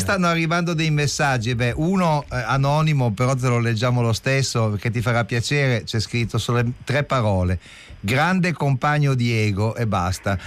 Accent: Turin, Piedmont, Italy; io invece da torinese

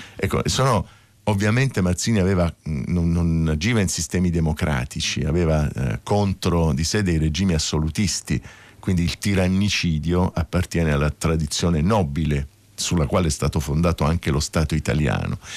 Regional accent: Taranto, Apulia, Italy; now in Rome, Italy; Io non sono nato a Roma, un pezzo della mia famiglia e, e, viveva a Roma, insomma possiamo dire che era romana insomma, da, da, da, parecchi anni, però io vengo dal sud, vengo da Taranto

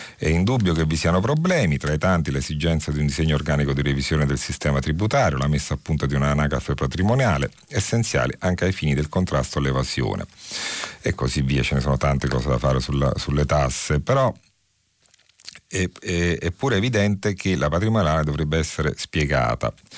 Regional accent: Naples, Campania, Italy; accent: Neapolitan; il mio accento che riconoscerete essere di quelle parti

